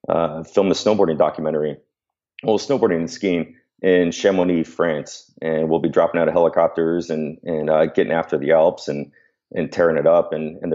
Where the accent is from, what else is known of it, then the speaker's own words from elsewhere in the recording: San Diego, California, United States; dude, I'm from San Diego, so I was dying.